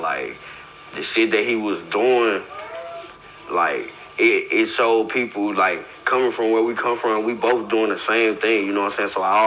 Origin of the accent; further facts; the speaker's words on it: St. Louis, Missouri, United States; I'm from St. Louis, from motherfucking Missouri. Straight from the north side, Walnut Park, Zone 6